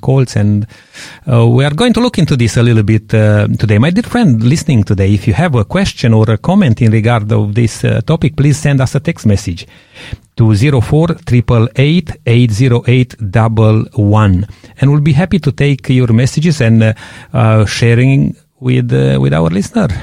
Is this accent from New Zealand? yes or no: no; Romania; moved away; growing up in Romania